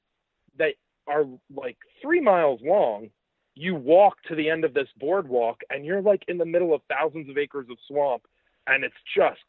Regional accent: New Jersey, United States; moved away; also born or lived in New York; I grew up in Jersey, so I've been to every single part of that state.

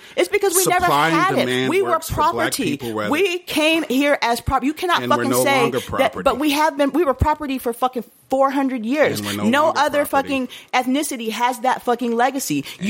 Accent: United States; We are a mestizo people, you mm-hmm. know, in this country, and we are extremely American for the fact that by the way that most of us came here, we were forcibly torn apart from our African roots.

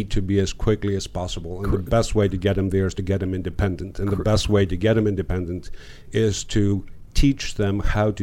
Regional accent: Greece; moved away; I was born in Greece.

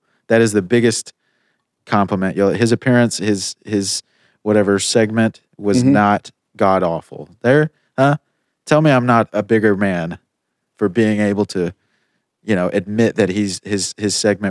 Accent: United States; I have an assault rifle that I haven't even had the chance to shoot yet because I'm American.

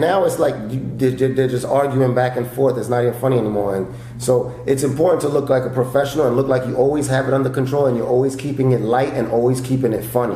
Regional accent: New York, United States; moved away as an adult; now in Los Angeles, United States; I grew up in New York, started stand up in New York

